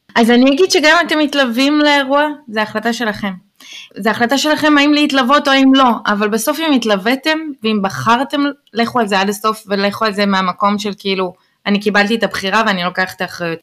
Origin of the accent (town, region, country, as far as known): Israel; first language Hebrew; moved away as an adult; now in New York, United States